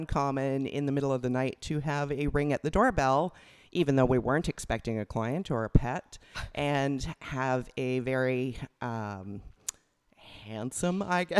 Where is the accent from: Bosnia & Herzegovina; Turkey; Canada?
Canada; moved away as an adult; also born or lived in England; prior to that, I was from Canada.